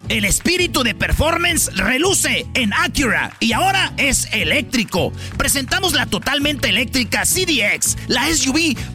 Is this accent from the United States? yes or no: no; Monterrey, Nuevo León, Mexico; Y, yo, soy de Monterrey. Allá los hombres son firmes, grandes, bragados.